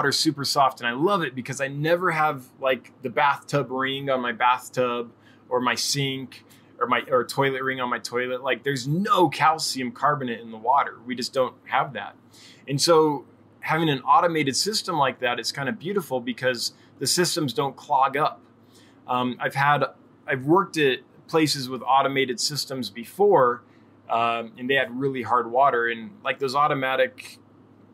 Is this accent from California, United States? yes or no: yes; California, United States; moved away as an adult; now in Wyoming, United States; I moved to Wyoming in 2011. I had been born and raised in California